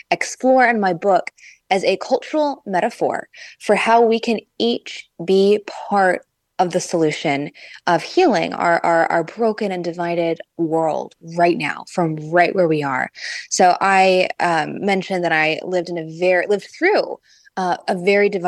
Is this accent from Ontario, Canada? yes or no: no; Vancouver, British Columbia, Canada; also born or lived in Los Angeles, California, United States / Washington, D.C., United States; now in Indiana, United States; I am from the West Coast. I was born in LA, raised in Vancouver, Canada